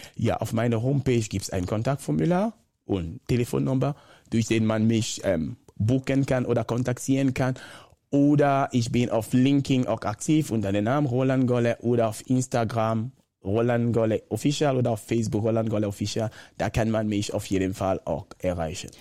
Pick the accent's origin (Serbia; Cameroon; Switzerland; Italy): Cameroon; first language Bakossi; German is a second language; moved away as an adult; Ich ich komme ursprünglich aus Kamerun. Bin in einer normalen Familie groß gewachsen